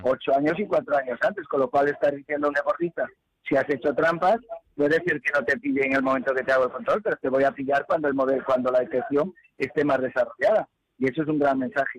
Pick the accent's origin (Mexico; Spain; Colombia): Spain; como español